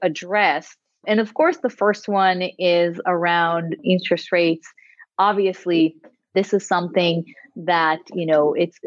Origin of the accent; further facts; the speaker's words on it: Israel; moved away as an adult; now in United States; I'm originally from Israel